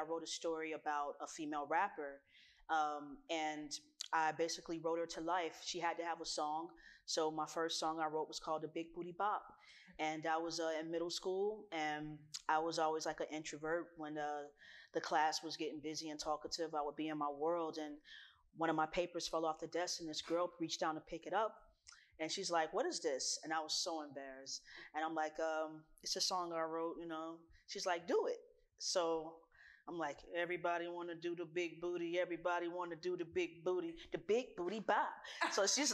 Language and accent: English; Miami, Florida, United States; I am born and raised in the county of Dade